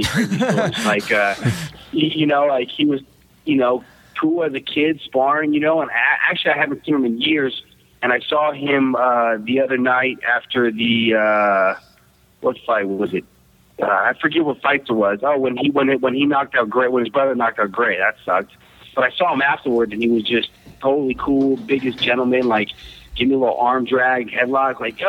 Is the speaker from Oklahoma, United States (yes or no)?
no; East Bay, Northern California, United States; I grew up boxing in the East Bay, Northern California